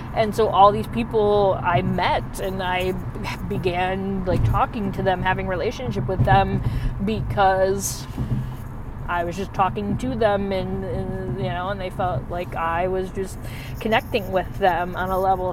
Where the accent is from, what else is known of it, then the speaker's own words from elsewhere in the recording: Michigan, United States; I'm from the north, I'm from Michigan